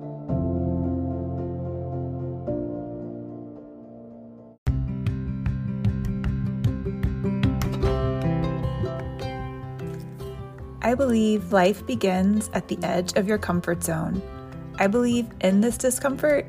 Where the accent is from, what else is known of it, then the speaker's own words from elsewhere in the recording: Nashville, Tennessee, United States; also born or lived in Oxford, Mississippi; I'm from Nashville and went to school at Ole Miss, the University of Mississippi.